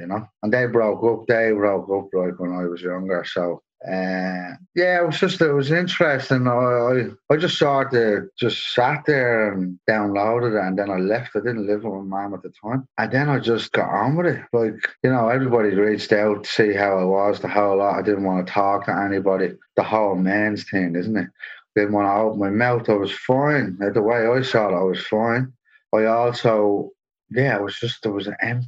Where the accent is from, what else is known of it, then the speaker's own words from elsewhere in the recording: Dublin, Leinster, Ireland; moved away as an adult; now in Sydney, Australia; I grew up in Dublin